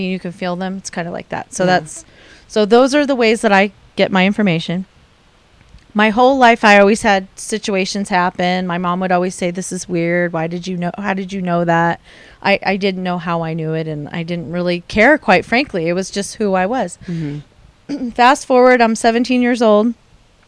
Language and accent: English; San Diego, California, United States; I grew up in San Diego